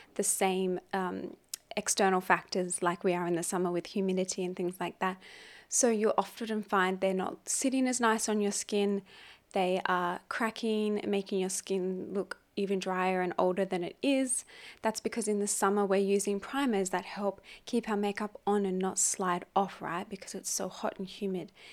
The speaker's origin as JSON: {"language": "English", "country": "Australia", "moved": "yes", "lives_now": "Hong Kong", "said": "my home country, which is Australia."}